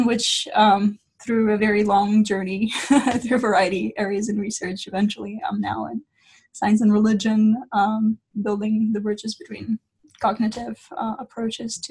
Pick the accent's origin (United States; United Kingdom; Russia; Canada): Russia; moved away; I'm originally from Russia. That's where I grew up